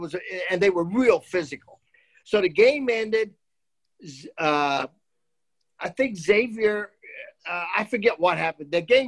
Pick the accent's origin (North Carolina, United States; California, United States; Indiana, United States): Indiana, United States; Muncie; moved away; also born or lived in Dayton, Ohio; I'm from Muncie